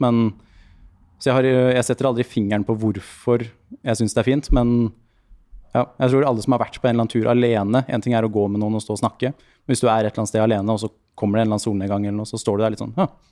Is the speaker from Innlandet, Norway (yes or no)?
no; Lier, Buskerud, Norway; moved away; also born or lived in Drammen / Oslo; Jeg vokste opp i Lier med mye fin skog og natur